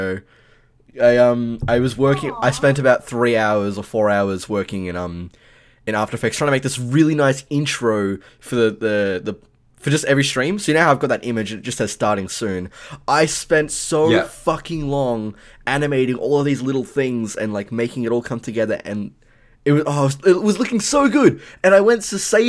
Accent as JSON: {"language": "English", "country": "Australia", "said": "I'm Australian"}